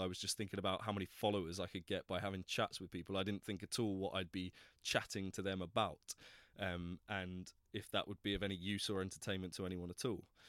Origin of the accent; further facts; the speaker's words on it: Plymouth, South West England, United Kingdom; moved away as an adult; now in London, United Kingdom; I was born in Plymouth, down in the southwest coast, um, and I came to London to go to drama school back in two thousand eight